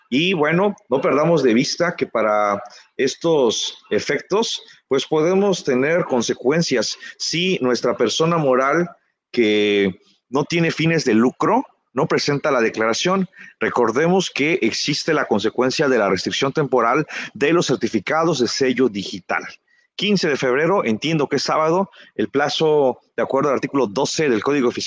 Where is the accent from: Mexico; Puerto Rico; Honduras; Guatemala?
Mexico; Quintana Roo; now in Chiapas, Mexico; pues yo no soy de aquí de, Chiapas, yo soy del estado de Quintana Roo y por diversas razones de la vida